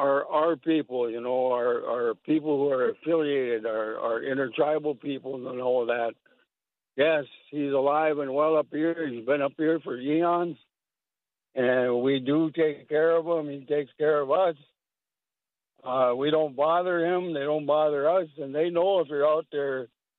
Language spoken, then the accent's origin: English; Fond du Lac Indian Reservation, Minnesota, United States; It means soldier. I'm from Fond du Lac Indian Reservation. It's right on the tip of Lake Superior, 30 miles west.